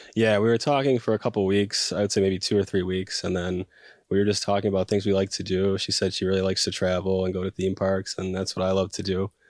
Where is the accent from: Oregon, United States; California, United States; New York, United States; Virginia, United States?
New York, United States; Buffalo; moved away as an adult; now in Washington, D.C., United States; I'm from Buffalo, New York